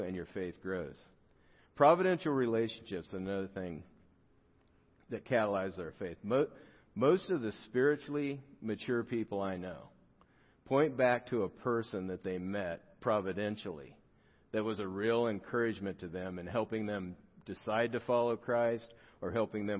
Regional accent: South Gate, California, United States; I grew up in Southgate, California

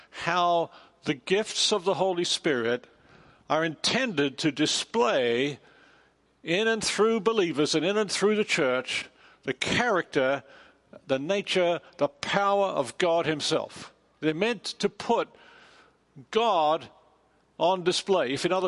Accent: Australia; also born or lived in England; now in United States; I'm from Australia. I spent over 20 years in England, and now I've been a long time in America.

